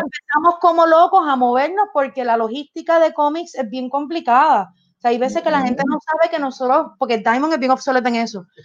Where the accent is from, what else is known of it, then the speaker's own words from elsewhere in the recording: Puerto Rico; somos de Puerto Rico